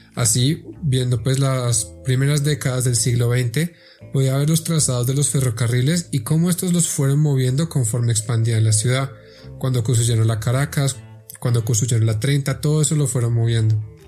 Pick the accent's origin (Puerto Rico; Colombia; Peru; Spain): Colombia; Bogotá; soy bogotano con raíces bien profundas en la ciudad